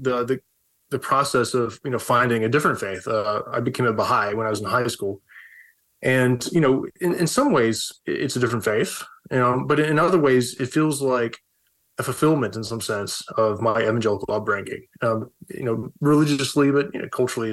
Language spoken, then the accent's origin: English; the South, United States; moved away; I grew up evangelical in the South, and, you know, like everybody was Baptist